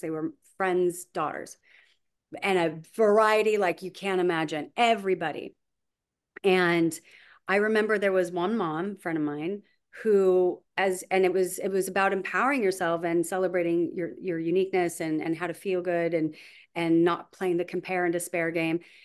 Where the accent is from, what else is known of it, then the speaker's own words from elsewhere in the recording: Huntington Beach, California, United States; I grew up in Huntington Beach, California